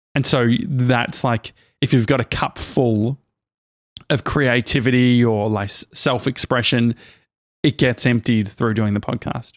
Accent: Australia; I'm from Australia

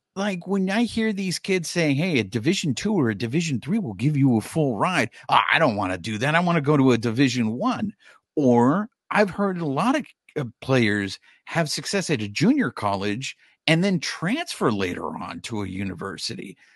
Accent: Orange County, California, United States; also born or lived in Koreatown, Los Angeles; I was raised in Orange County

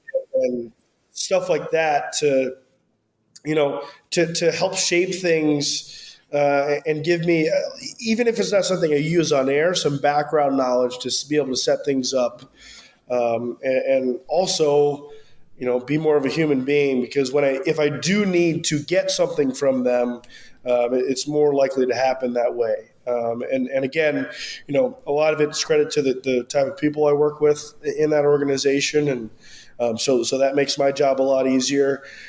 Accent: Valparaiso, Indiana, United States; moved away as an adult; also born or lived in Arizona; now in Memphis, United States; I grew up in Valparaiso, Indiana, which is about 45 minutes to an hour outside of Chicago, just south of Lake Michigan.

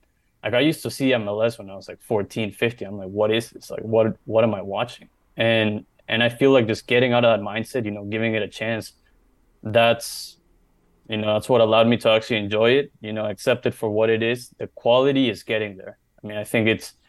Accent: Maryland, United States; we grew up in Maryland

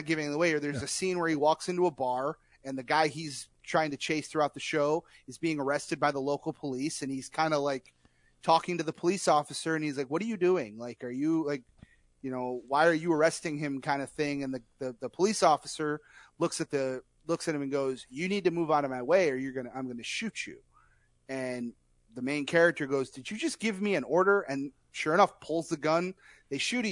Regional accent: Detroit, Michigan, United States; my hometown

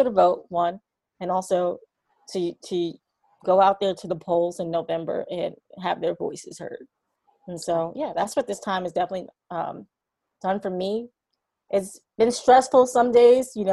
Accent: New York City, New York, United States; Born and raised in New York City. I grew up in a neighborhood called Harlem

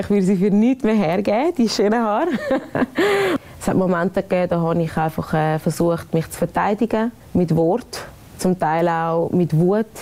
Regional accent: Switzerland; ich bin eine stolze Schweizerin

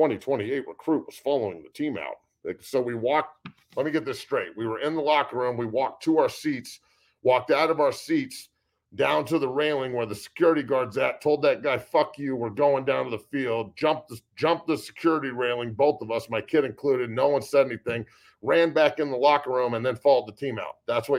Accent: Ohio, United States; I'm from Northeast Ohio.

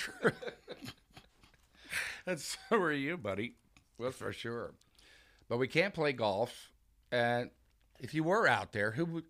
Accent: Houston, Texas, United States; moved away; I grew up in Houston

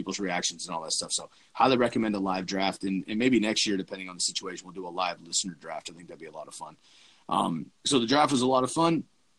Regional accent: Bay Area, California, United States; moved away as an adult; now in Eugene, United States; We grew up together in the Bay Area, but we've kind of flocked the nest the last handful of years.

